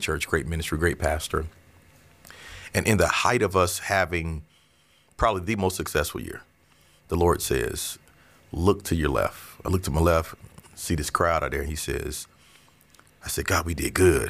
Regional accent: Orlando, Florida, United States; also born or lived in Avon Park, Florida; I'm from Avon Park, Florida, but I came here in third grade

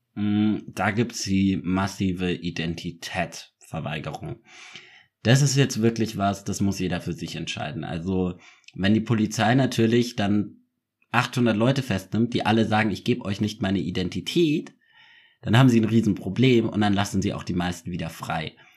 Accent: Munich, Bavaria, Germany; ich bin ja auch Münchner

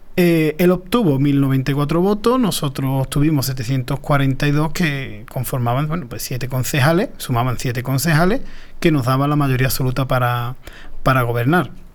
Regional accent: Paterna de Rivera, Andalusia, Spain; yo soy muy paternero

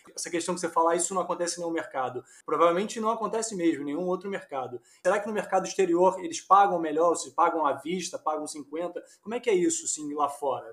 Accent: Rio de Janeiro, Brazil; also born or lived in São Paulo; eu sou carioca, mas ganho dinheiro em São Paulo

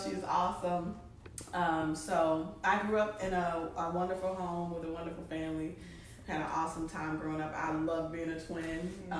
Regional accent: Long Island, New York, United States; So, yes, I'm originally from Long Island, New York

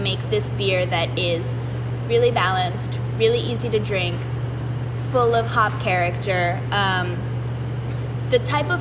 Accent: New York City, New York, United States; also born or lived in Brasília, Brazil; I grew up in New York, New York City, mostly downtown, like Soho and Tribeca

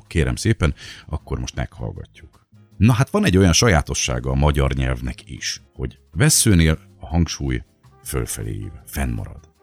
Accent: Miskolc, Borsod-Abaúj-Zemplén, Hungary; Miskolci vagyok alapból

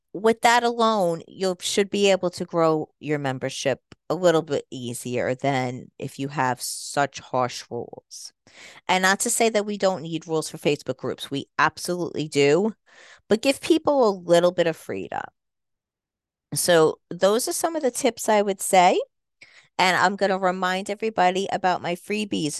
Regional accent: United States; accent: New York mixture; moved away; also born or lived in Jersey Shore, New Jersey / New York; I am a Jersey Shore girl. I'm sure you can hear a little bit of a New York accent, too, 'cause that's where I was born and raised partly, so I have a little bit of a mixture in my accent.

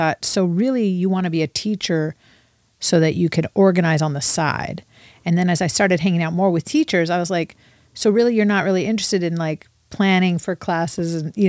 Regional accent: Los Angeles, California, United States; also born or lived in Bay Area, California; now in Ventura County, United States; I'm from Los Angeles

